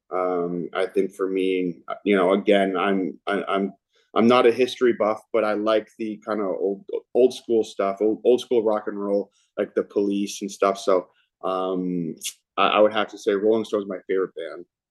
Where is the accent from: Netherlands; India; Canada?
Canada; Vancouver, British Columbia; now in Toronto, Canada; Vancouver is my hometown